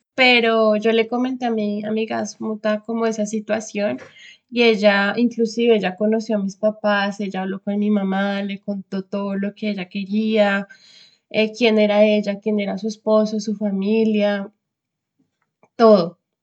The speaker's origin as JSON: {"language": "Spanish", "region": "Bogotá", "country": "Colombia", "moved": "as an adult", "lives_now": "Stuttgart, Germany", "said": "soy de Bogotá, Colombia. Actualmente vivo en Stuttgart"}